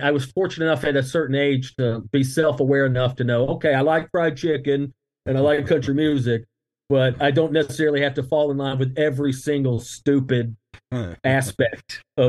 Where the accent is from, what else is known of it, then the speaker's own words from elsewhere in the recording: the South, United States; growing up in the South